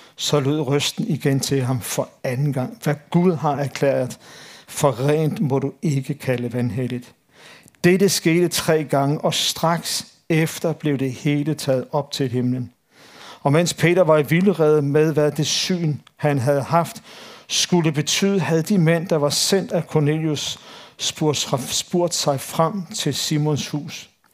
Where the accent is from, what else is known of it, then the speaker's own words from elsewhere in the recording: Copenhagen Western Suburbs, Capital Region of Denmark, Denmark; Jeg er født og opvokset på Københavns Vestegn